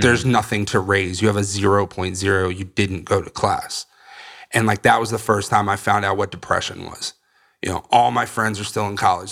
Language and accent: English; Northern Virginia, United States; now in Florida, United States; I'm originally from Virginia, Northern Virginia, just outside D C